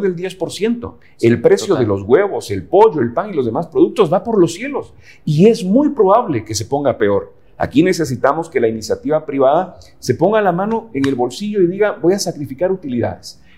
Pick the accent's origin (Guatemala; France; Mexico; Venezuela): Guatemala; yo creo en mi país, porque yo creo en Guatemala